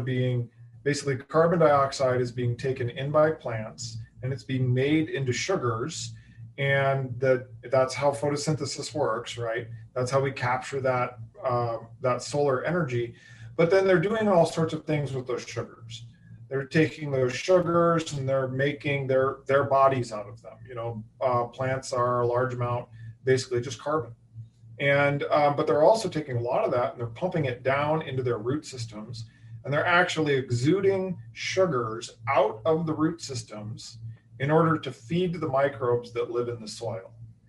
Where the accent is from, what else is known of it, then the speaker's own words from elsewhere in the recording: Iowa, United States; I've rooted from the Chiefs for the Chiefs ever since I was 8 years old, because I grew up in Central Iowa.